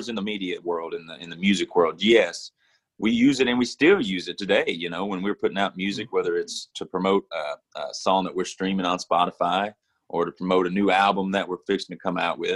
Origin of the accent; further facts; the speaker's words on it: Mississippi, United States; now in Nashville, United States; being from Mississippi originally, there's a lot of blues music, a lot of blues, a lot of R&B, at least when I was growing up